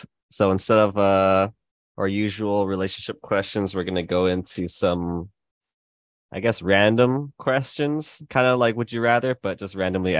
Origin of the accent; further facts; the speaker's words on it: United States; maybe it's just because I'm American or something.